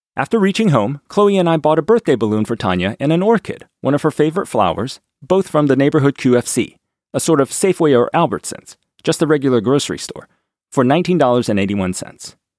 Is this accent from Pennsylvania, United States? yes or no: no; D.C., District of Columbia, United States; Growing up near Washington, D C